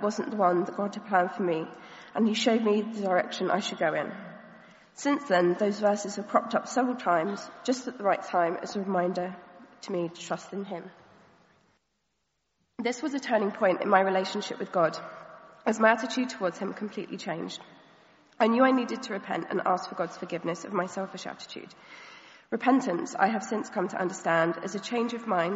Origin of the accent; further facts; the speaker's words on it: Caterham, South East England, United Kingdom; also born or lived in Nottingham; I was born and raised here in Caterham in a loving Christian home